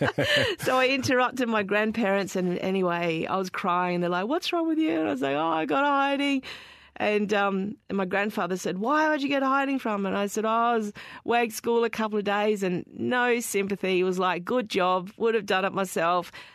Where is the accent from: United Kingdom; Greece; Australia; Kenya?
Australia; Darwin, Northern Territory; growing up in Darwin